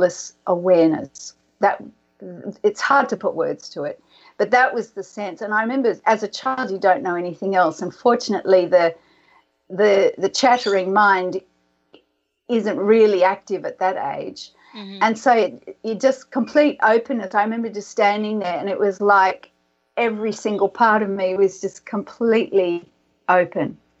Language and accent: English; Sydney, New South Wales, Australia; our house where I grew up in Sydney.